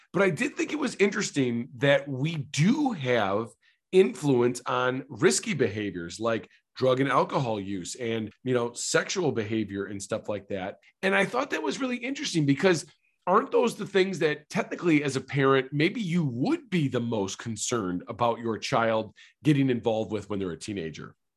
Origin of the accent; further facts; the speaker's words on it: Traverse City, Michigan, United States; now in Clarkston, United States; I was born in Traverse City, Michigan